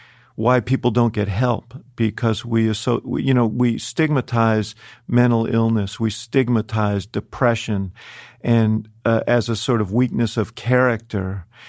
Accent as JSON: {"language": "English", "town": "New York City", "region": "New York", "country": "United States", "tie": "born there", "said": "No, I was born right here in New York City."}